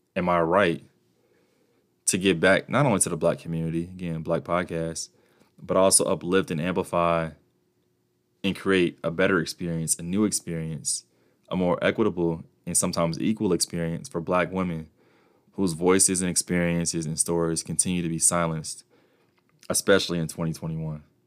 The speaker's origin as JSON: {"language": "English", "country": "United States", "said": "my privilege as an American, uh, citizen"}